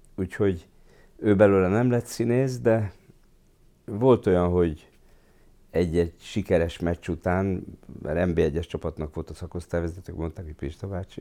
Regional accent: Budapest, Hungary; also born or lived in Kaposvár; ott nőttem föl a színház mellett

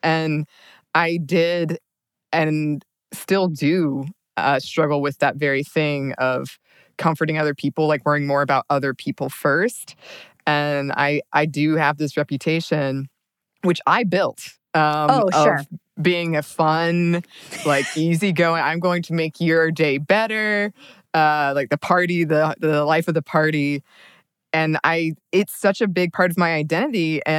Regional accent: the South, United States; moved away; being a woman raised in kind of this like southern small town

